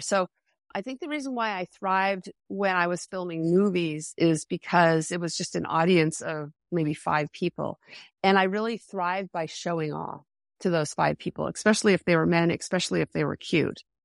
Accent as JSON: {"language": "English", "town": "Henniker", "region": "New Hampshire", "country": "United States", "tie": "born or raised there", "said": "I'm from Henniker, New Hampshire."}